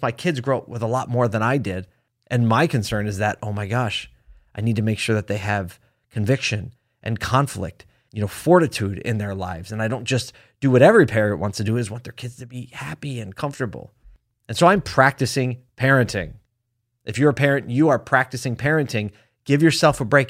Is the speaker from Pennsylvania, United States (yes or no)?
yes; Philadelphia, Pennsylvania, United States; moved away; my hometown